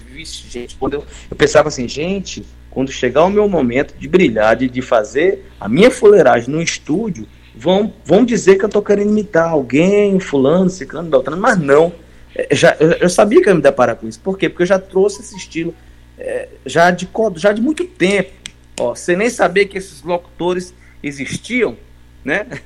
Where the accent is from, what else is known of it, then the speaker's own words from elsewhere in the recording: Codó, Maranhão, Brazil; also born or lived in Goiânia; now in São Luís, Brazil; eu já vim de Codó do Maranhão. Eu, eu, comecei aqui em São Luís no rádio, mas eu morei em vários, vários interiores